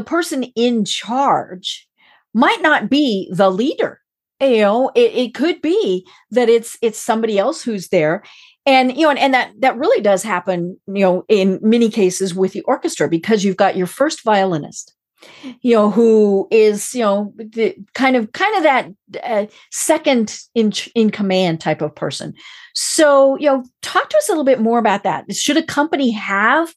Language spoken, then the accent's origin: English; Colorado, United States; now in Atlanta, United States; I'm from Colorado